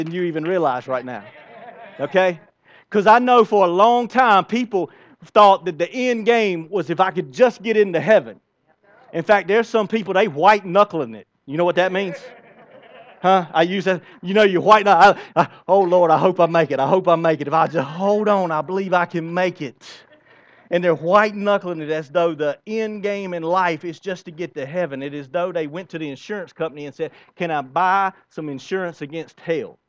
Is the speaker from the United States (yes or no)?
yes; United States; I love the country that I am born in, the United States of America